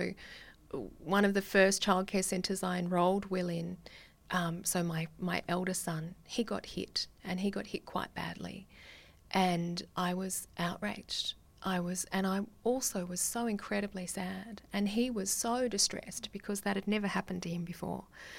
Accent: Australia; It's very difficult to work as a Australian in these spaces, because there is a real sense of the colonial history of Australia in the Pacific.

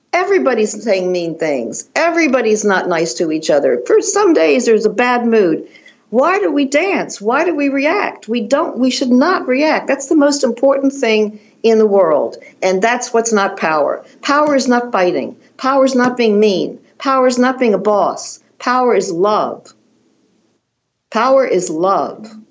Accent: Washington, District of Columbia, United States; moved away as an adult; also born or lived in Chevy Chase, Maryland / Paris; I'm from Washington D.C.

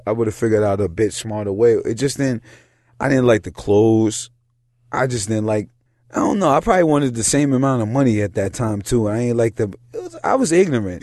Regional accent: New York City, New York, United States; also born or lived in Yonkers; I'm from fucking New York City.

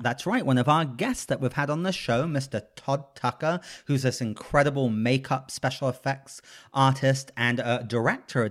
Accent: England, United Kingdom; moved away; I grew up in England

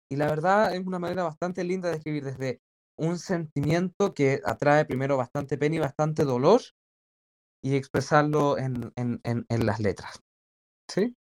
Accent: Chile; yo como chileno

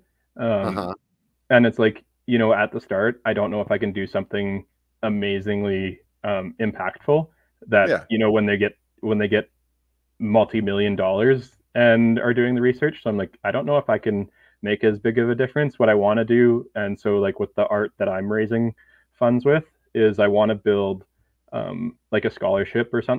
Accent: Canada; now in Edmonton, Canada; as a Canadian

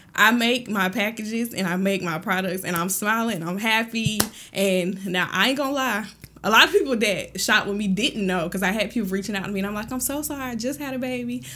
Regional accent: Thomson, Georgia, United States; also born or lived in Fort Riley, Kansas; we moved to Thompson, Georgia when I was really small, so I grew up in Thompson

